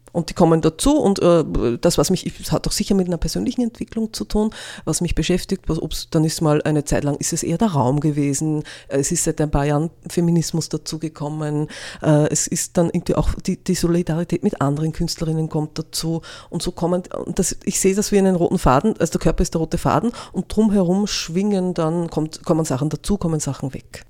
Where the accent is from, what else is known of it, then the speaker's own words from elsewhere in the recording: Innviertel, Upper Austria, Austria; now in Linz, Austria; Ich bin am Land aufgewachsen, im Innviertel